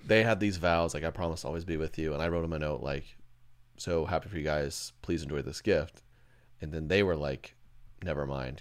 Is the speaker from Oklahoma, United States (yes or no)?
yes; Edmond, Oklahoma, United States; now in Kansas City, United States; I grew up in Edmond, Oklahoma